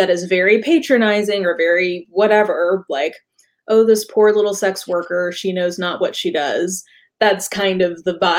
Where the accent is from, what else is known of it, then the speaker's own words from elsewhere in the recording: the Bible Belt, the South, United States; I grew up in the Bible Belt